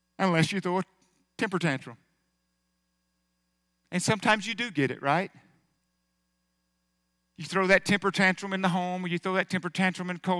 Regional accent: United States; I was born in America

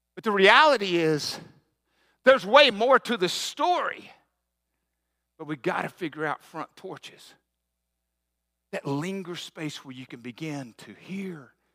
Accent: the South, United States; I grew up in the South and back, back in the sixties

